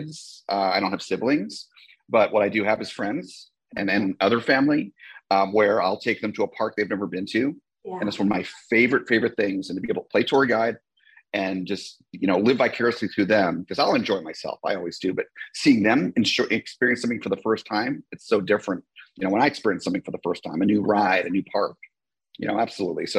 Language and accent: English; New Jersey, United States; I grew up in New Jersey